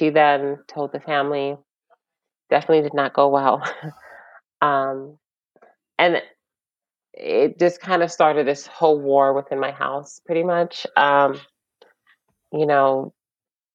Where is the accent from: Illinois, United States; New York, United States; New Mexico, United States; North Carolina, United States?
New York, United States; we just started school in New York